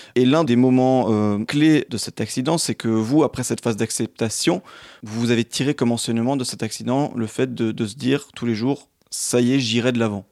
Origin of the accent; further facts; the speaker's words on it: Alsace, Grand Est, France; d'où vous êtes originaire, tout comme moi